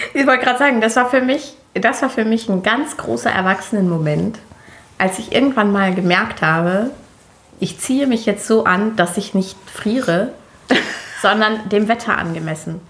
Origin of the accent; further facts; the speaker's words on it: Germany; so eine Person wie ich, die hier äh, äh geboren ist